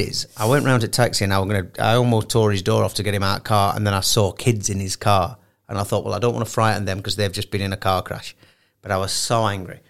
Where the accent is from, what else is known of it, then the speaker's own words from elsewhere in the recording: Sheffield, Yorkshire and the Humber, United Kingdom; I'm from Sheffield